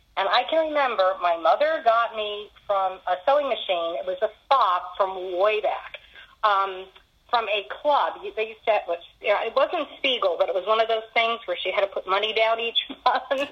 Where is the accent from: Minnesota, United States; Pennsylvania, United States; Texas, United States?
Pennsylvania, United States; Philadelphia area; now in Charlotte, United States; in my husband's family, we're from Pennsylvania originally, in Philadelphia area.